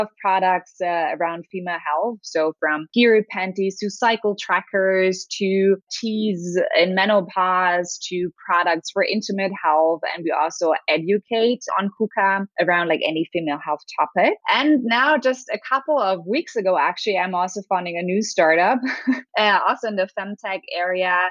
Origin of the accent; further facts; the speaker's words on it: Berlin, Germany; I'm from Berlin, Germany.